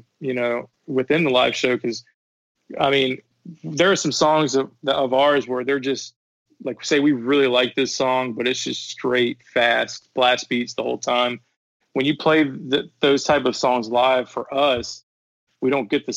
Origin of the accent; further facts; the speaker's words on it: South Carolina, United States; when I was growing up in the Carolinas, they had a North Carolina scene. I was in South Carolina